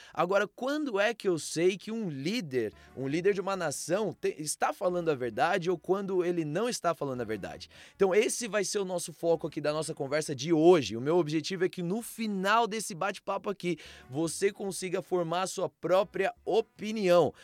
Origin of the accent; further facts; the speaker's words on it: Brazil; no nosso país